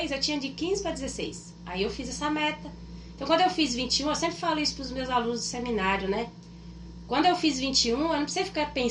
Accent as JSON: {"language": "Portuguese", "region": "Rondônia", "country": "Brazil", "tie": "born or raised there", "also_born_or_lived": "Minas Gerais / Ouro Preto do Oeste / Ji-Paraná / Porto Velho", "moved": "as an adult", "lives_now": "southern Brazil", "said": "sou nascida em Minas Gerais. Minas Gerais. Isso, mas eu fui criada desde os sete anos em Rondônia."}